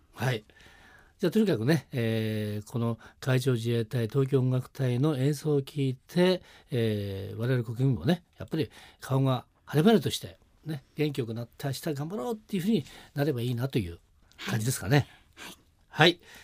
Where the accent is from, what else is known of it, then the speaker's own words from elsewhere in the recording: Nagano, Japan; 私の出身は長野県ですからね